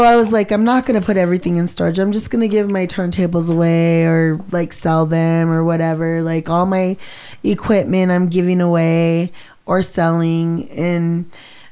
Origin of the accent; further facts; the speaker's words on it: Tucumcari, New Mexico, United States; we're from Little Tucumcari